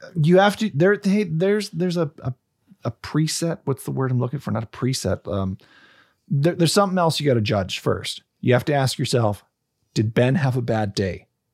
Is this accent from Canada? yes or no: yes; Canada; proud to be Canadian